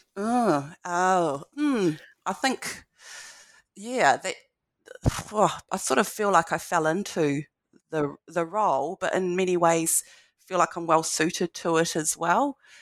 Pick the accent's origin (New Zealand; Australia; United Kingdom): New Zealand; Blenheim, Marlborough; moved away; I've gone home, back to the Waiero, um, in Blenheim